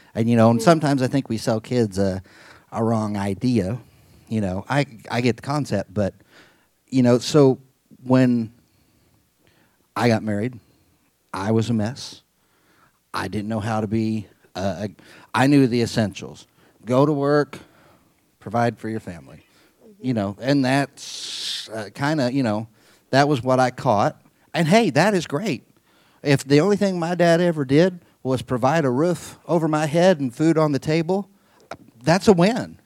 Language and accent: English; Midwest, United States; I was raised in the Midwest, pretty normal kid for the most part